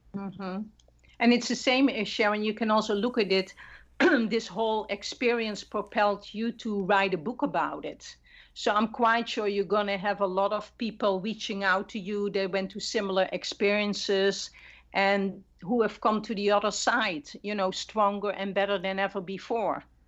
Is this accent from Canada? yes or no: no; Netherlands; moved away; I'm not Latina, I'm originally from the Netherlands